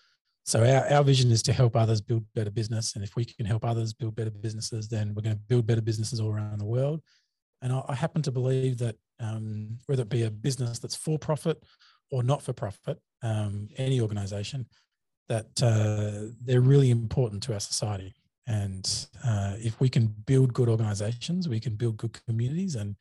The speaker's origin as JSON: {"language": "English", "town": "Gold Coast", "region": "Queensland", "country": "Australia", "accent": "Australian", "said": "I'm obviously Australian. G'day. You've probably heard that in the accent already. I herald from a place in Australia called"}